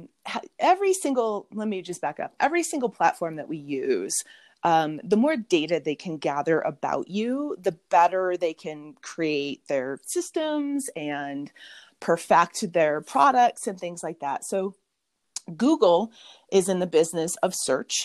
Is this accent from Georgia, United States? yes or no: no; Mammoth Lakes, California, United States; in my hometown of Mammoth Lakes, California